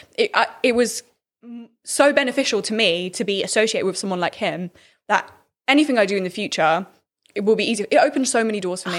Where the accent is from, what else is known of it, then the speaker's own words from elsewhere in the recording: Birmingham, West Midlands, United Kingdom; I'm from Birmingham.